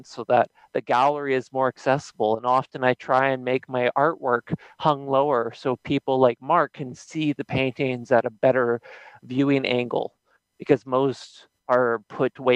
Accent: Nanaimo, British Columbia, Canada; I'm from Nanaimo, BC. Pretty much grew up on the island most of my life.

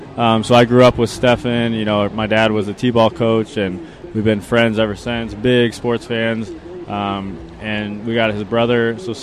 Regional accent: Chandler, Arizona, United States; Yeah, born and raised in Chandler. Big sports fan. Big Arizona everything fan

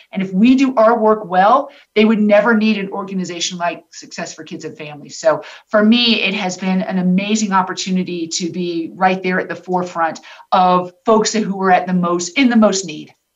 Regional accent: Tampa, Florida, United States; I'm from Tampa, born and raised

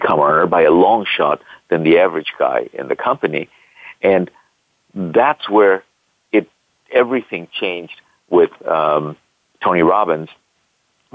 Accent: Bangladesh; moved away as an adult; also born or lived in California, United States; now in United States; I'm originally from Bangladesh, and I came to this country back in the 80s to go to school

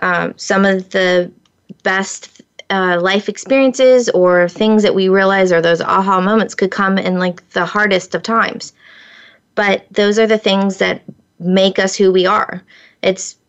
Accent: Florida, United States; I grew up in Florida

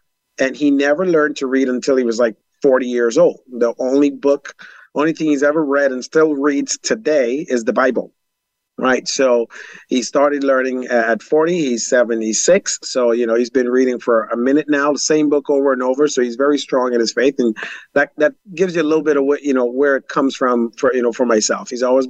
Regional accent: Jonestown, Guyana; born there; that all started in Guyana, South America. I was born in Jonestown

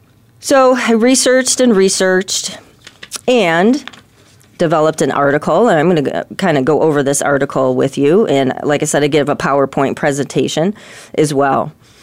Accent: Chicago, Illinois, United States; moved away as an adult; So I moved out here in 2010 from Chicago.

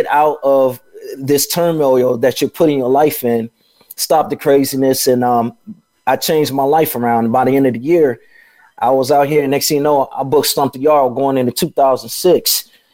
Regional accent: Chicago, Illinois, United States; moved away; also born or lived in Atlanta / Los Angeles; I'm from Chicago, and I was living in Atlanta

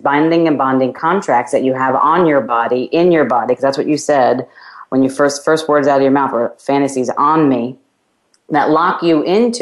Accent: New York, United States; my hometown of New York

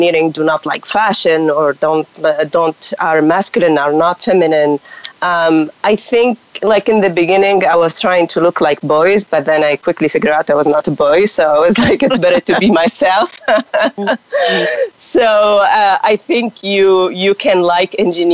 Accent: Tunisia; English is a second language; moved away as an adult; also born or lived in Quebec, Canada; I'm from Tunisia, and I speak French

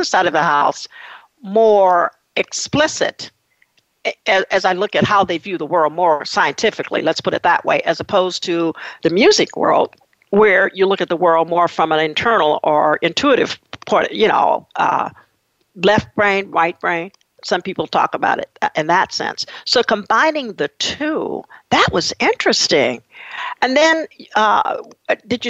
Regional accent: Muskogee, Oklahoma, United States; I grew up in Muskogee, Oklahoma

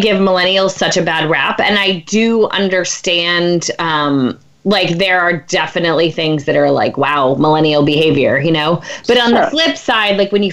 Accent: Pennsylvania, United States; I'm from Pennsylvania

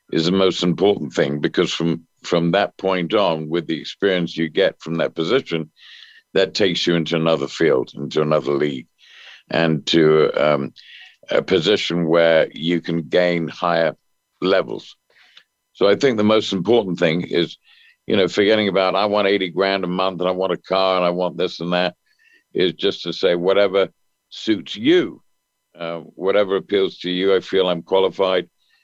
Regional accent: England, United Kingdom; moved away; Well, I moved from England in about 1970. I went to Los Angeles in 1970.

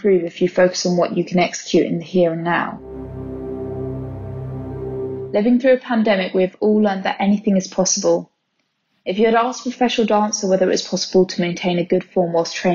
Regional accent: Birmingham, West Midlands, United Kingdom; I'm from Birmingham

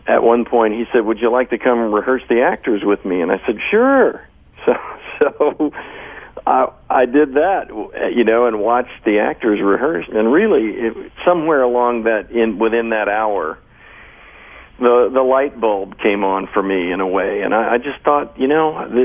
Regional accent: Austin, Texas, United States; moved away; I happen to be back in my hometown of Austin

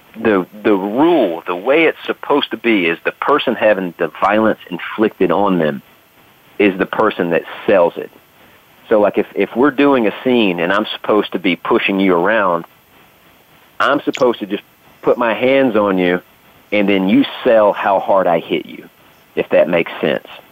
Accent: the South, United States; I grew up in the South

